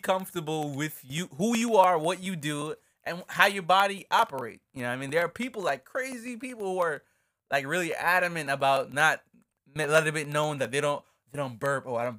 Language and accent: English; Jamaica; now in United States; Let's get into growing up emo and being Jamaican. What is that? Check it out. So so we obviously spoke about moving from Jamaica to upstate New York and how much of a culture switch that was.